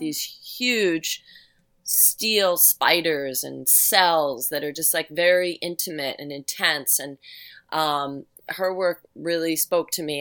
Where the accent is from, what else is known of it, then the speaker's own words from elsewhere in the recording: New York City, New York, United States; now in Upstate New York, United States; I grew up in New York City. I grew up on Staten Island.